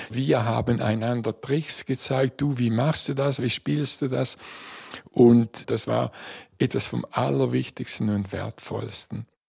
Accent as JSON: {"language": "German", "region": "Eastern Switzerland", "country": "Switzerland", "said": "Ich bin ja aus der Ostschweiz"}